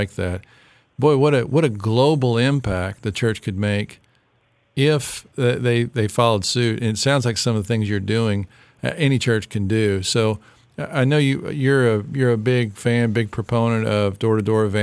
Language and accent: English; West Tennessee, United States; I grew up in West Tennessee